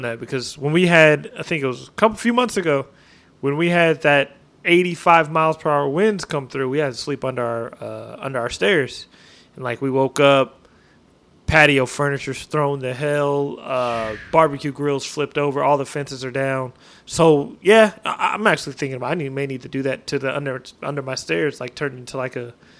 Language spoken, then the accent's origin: English; Northwest, United States; Like people are flipping out in Texas, but I'm from the Northwest. We have earthquakes.